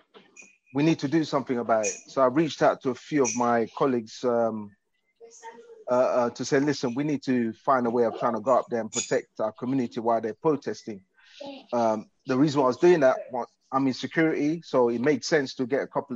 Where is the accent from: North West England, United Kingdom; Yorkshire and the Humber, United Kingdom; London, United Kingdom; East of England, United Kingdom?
London, United Kingdom; my hometown, you know, London, my hometown